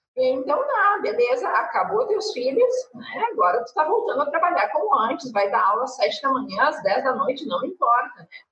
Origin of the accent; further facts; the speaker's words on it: interior of Rio Grande do Sul, Brazil; now in Porto Alegre, Brazil; Minha família não é de Porto Alegre, sou do interior, aqui do do Sul